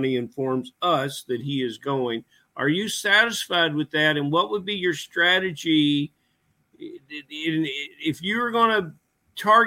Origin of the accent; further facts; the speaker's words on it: the South, United States; I'm from the South